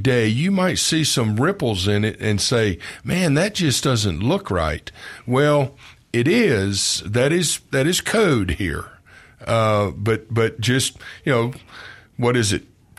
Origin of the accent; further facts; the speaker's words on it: Memphis, Tennessee, United States; I'm from Memphis, so I have family still in South Haven.